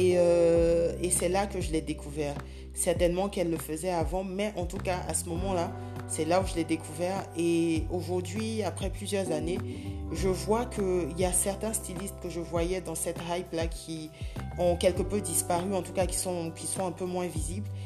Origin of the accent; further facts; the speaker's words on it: Côte d’Ivoire; je vis en Côte d'Ivoire, je suis ivoirienne